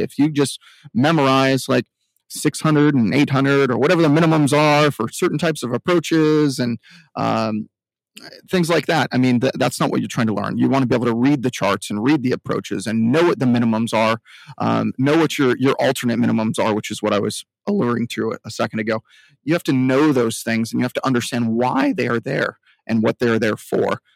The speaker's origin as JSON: {"language": "English", "region": "Southern California", "country": "United States", "said": "I'm from Southern California"}